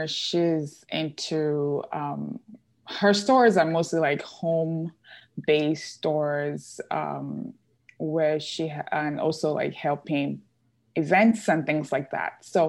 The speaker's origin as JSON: {"language": "English", "country": "Nigeria", "tie": "born there", "said": "I grew up, well, I was born in Nigeria. I grew up a lot of in different countries. My dad, he is an engineer for oil company."}